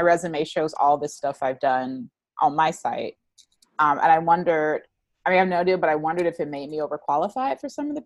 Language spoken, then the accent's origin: English; the South, United States; moved away; I'm from the South